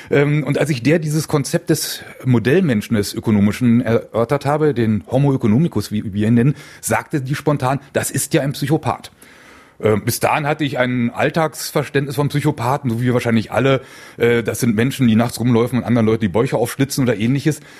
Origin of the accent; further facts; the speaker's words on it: Berlin, Germany; Ich bin gebürtiger Berliner, habe dort nach dem Abitur Wirtschaftsingenieurwesen an der TU studiert